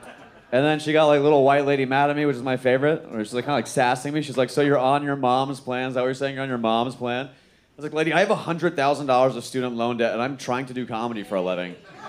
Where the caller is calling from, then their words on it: Houston, Texas, United States; I'm coming in from Houston.